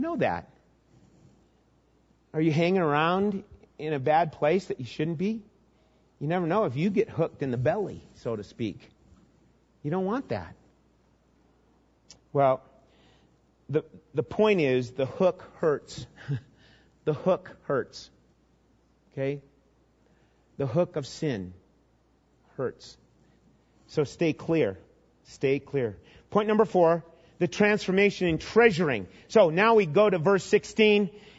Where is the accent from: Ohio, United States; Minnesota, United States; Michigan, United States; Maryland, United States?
Minnesota, United States; growing up in Minnesota, I remember catching lots of fish.